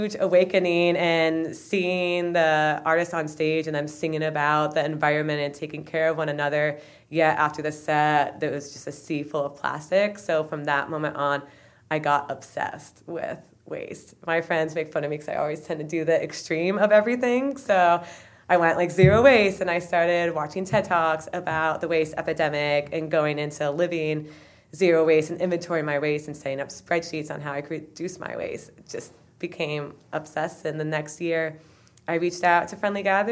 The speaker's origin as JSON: {"language": "English", "town": "Rutland", "region": "Vermont", "country": "United States", "said": "I'm from Rutland, Vermont"}